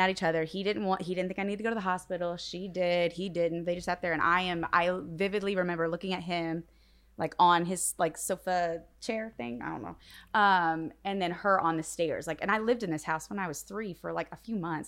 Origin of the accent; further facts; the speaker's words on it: northern Indiana, United States; also born or lived in Logansport, Indiana; I'm from Indiana. So I was born in Logansport, but I grew up mainly in northern Indiana